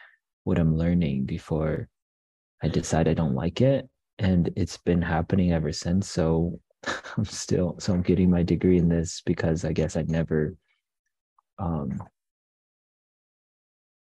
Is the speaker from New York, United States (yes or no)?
no; Boulder, Colorado, United States; I am from Boulder.